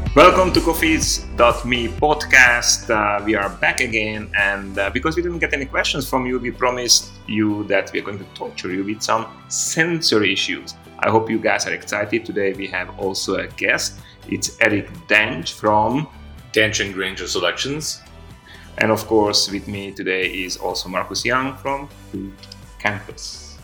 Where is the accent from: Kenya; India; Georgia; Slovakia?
Slovakia; Komárno, Nitra Region; moved away; we have actually wine from my hometown